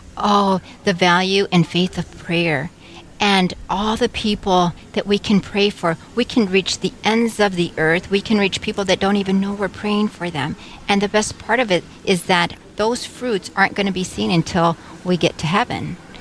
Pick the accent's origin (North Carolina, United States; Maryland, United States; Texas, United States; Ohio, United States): Texas, United States; San Antonio; moved away as an adult; now in Wahpeton, United States; I am from San Antonio, Texas, and I came here to Carmel of Mary 30 years ago